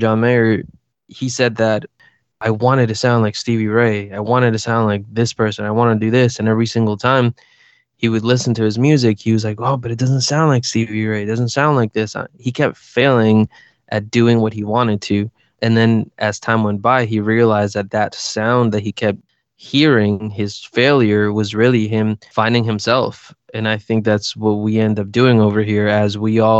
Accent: Costa Rica; I was born in Costa Rica

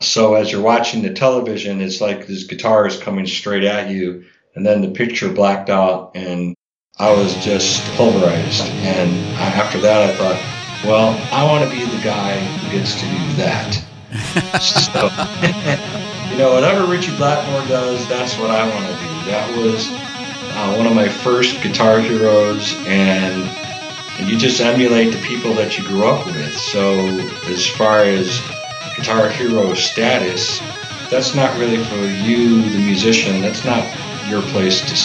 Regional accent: Chicago, Illinois, United States; I'm from Chicago area

